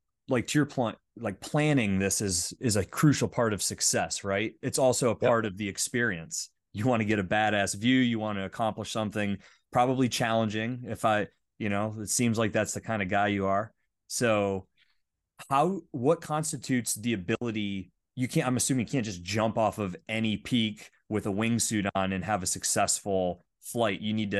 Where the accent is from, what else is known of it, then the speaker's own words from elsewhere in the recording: Pennsylvania, United States; I grew up in the Northwest, or sorry, Northeast, Northwestern part of Pennsylvania, like Allegheny National Forest.